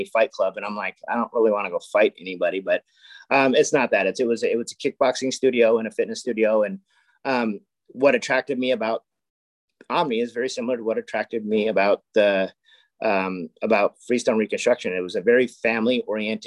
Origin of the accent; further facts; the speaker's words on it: Castro Valley, California, United States; now in Livermore, United States; I grew up in Cache Valley, which is kind of in between San Francisco and Livermore.